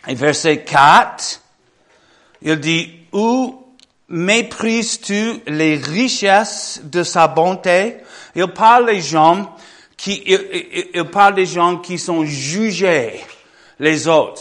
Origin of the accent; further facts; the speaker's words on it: Michigan, United States; French is a second language; moved away; j'ai grandi en Michigan